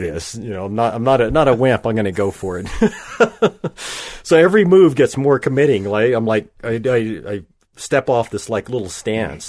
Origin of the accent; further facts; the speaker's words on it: southwestern Oklahoma, United States; I grew up in Oklahoma